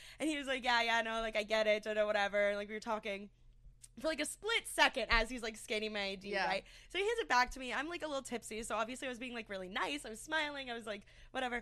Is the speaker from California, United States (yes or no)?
no; Pennsylvania, United States; moved away as an adult; now in Florida, United States; I'm from Pennsylvania, and I go to school in Florida